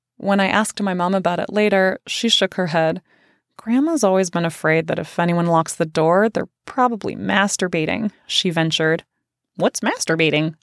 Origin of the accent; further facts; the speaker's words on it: Central Valley of California, United States; I grew up in the Central Valley of California